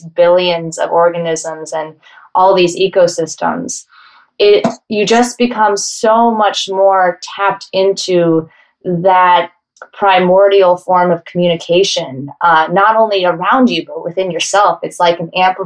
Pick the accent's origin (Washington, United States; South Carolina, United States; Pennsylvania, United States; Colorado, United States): Colorado, United States; Denver; now in New York, United States; I grew up in Denver, Colorado